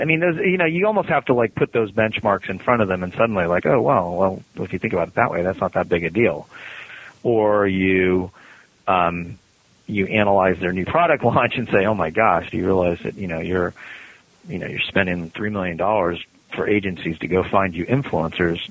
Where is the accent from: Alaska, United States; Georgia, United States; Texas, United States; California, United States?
California, United States; now in Cincinnati, United States; I'm from California